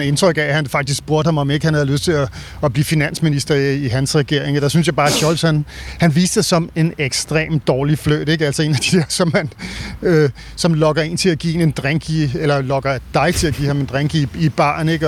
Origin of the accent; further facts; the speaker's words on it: Denmark; som dansker